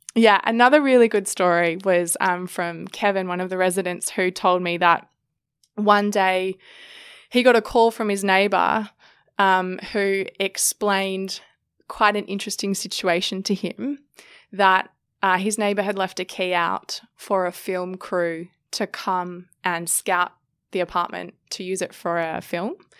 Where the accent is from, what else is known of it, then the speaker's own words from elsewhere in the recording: Sydney, New South Wales, Australia; I grew up in Sydney